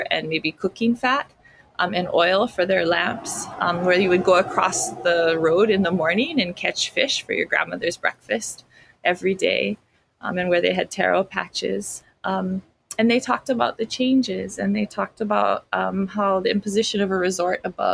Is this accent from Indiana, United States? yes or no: no; Kalihiwai, Hawaii, United States; I come from Kalihiwai, here on the island of Kauai